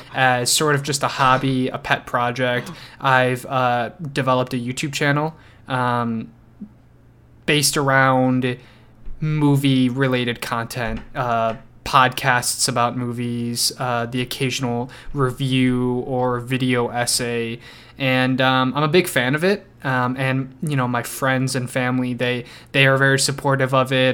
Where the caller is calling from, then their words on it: Chicago, Illinois, United States; I'm calling from the Chicagoland area in Illinois.